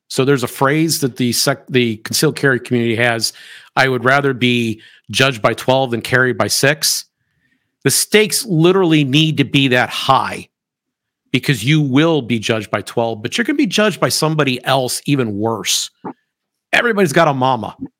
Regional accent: United States; I am an American

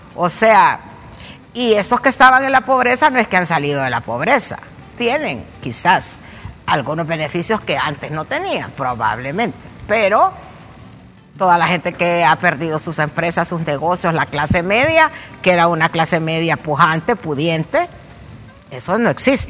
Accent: Honduras; soy hondureña

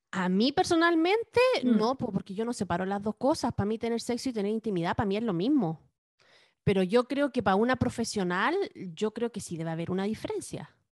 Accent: Valparaíso, Chile; Yo crecí en Valparaíso en los 80, 90

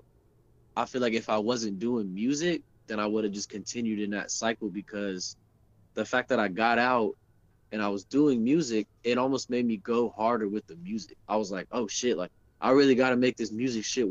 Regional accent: Charlotte, North Carolina, United States; moved away; I probably would have never left Charlotte the first time, for sure. I would have never left my hometown.

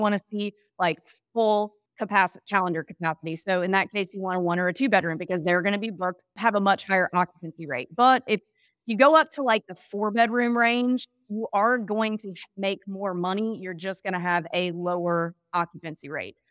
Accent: Mississippi, United States; grew up in an area that visited both of those markets all the time when I was a kid. I'm from Mississippi

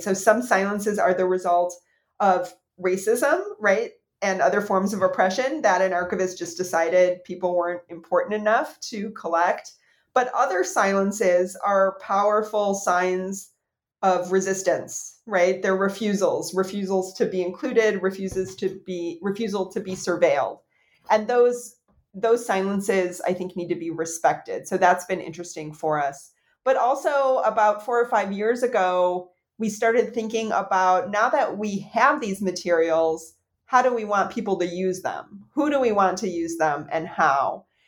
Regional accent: United States; as an American

